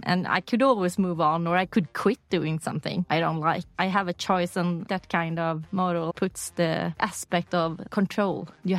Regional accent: Uddevalla, Västra Götaland, Sweden; English is a second language; also born or lived in Lysekil; now in Stockholm, Sweden; I grew up in Uddevalla. It's a smaller town on the west coast, Bohuslän. But I have my family in town either further out the coastline in Lysekil, where my father's from. So when I go back home nowadays, I go to Lysekil.

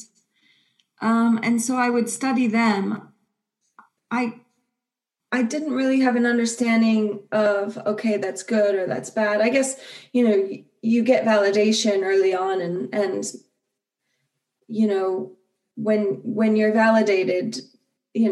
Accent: near Akron, Ohio, United States; moved away; I grew up in Ohio, and near Akron.

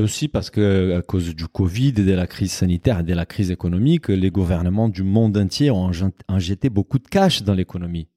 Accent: Brazil; moved away; mon pays d'origine

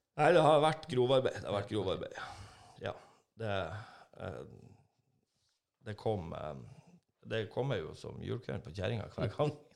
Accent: Northern Norway, Norway; now in Trondheim, Norway; Vi er jo nordlendinger

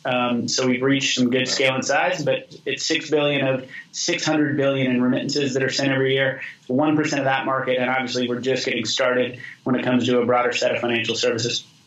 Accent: Boise, Idaho, United States; I grew up in Boise with all that context, went to the public high school there

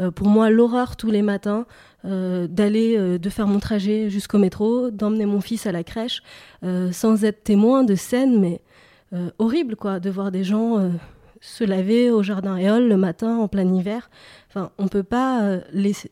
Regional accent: Paris, Île-de-France, France; j'ai grandi à Paris une partie de, mon enfance, et puis à l'adolescence, j'ai déménagé en banlieue

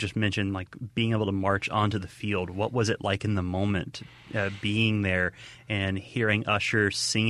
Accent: Mississippi, United States; being from Mississippi myself

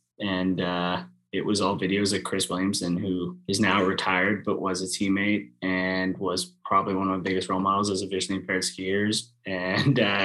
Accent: Sault Ste. Marie, Ontario, Canada; I grew up in Sault Ste. Marie, Ontario, or just north of Sault Ste. Marie, Ontario, and Goulee River.

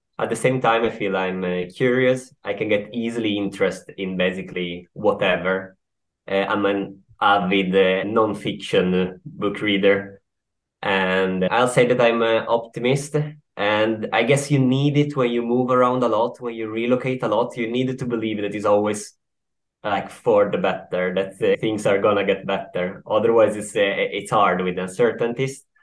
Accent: Turin, Piedmont, Italy; now in Sweden; I'm from Turin.

